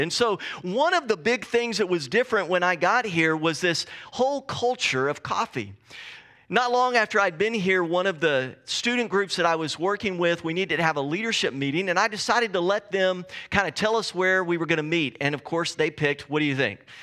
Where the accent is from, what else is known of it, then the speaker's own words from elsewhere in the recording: Texas, United States; moved away as an adult; now in Pacific Northwest, United States; I grew up in Texas